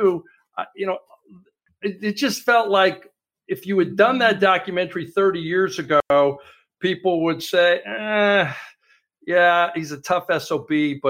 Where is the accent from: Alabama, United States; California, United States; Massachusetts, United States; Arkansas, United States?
California, United States; Northern; growing up in Northern California